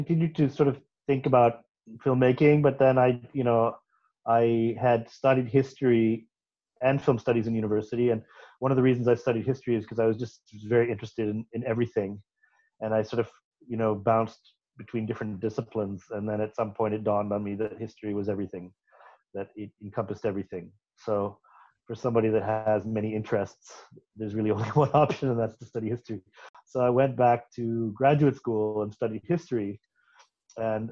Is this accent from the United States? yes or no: no; Canada; born in Canada in a very isolated part of the country. My father was with the National Park Service in Canada, and we lived in a lot of beautiful but very wild places.